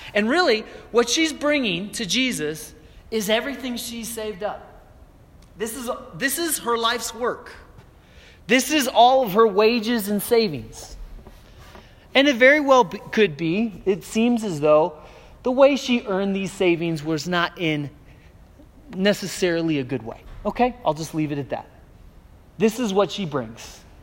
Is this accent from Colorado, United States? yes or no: yes; Aurora, Colorado, United States; moved away as an adult; also born or lived in Florida; coming back to where I grew up here in Aurora